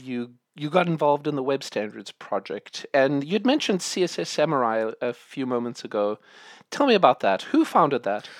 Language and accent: English; South Africa; I grew up in South Africa